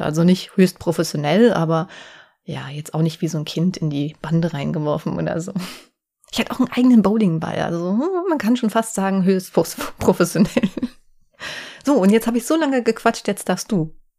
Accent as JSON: {"language": "German", "town": "Offenbach am Main", "region": "Hesse", "country": "Germany", "said": "dass ich aus Offenbach komme"}